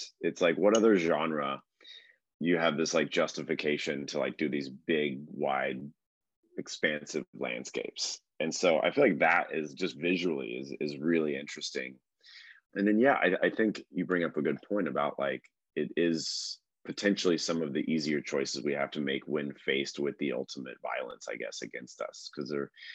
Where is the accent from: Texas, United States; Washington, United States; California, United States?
Texas, United States; moved away; I'm originally from Texas